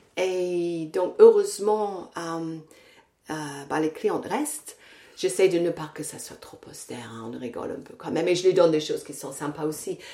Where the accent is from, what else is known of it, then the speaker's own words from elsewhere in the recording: England, United Kingdom; French is a second language; now in France; je suis anglaise, je vais souvent en Angleterre euh, je vais pas à Londres, je vais dans une petite ville euh, dans le nord